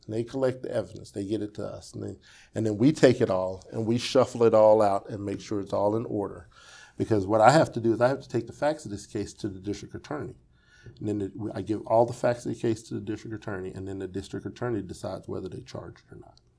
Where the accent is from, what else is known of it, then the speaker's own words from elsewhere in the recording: Wichita, Kansas, United States; Wichita is my home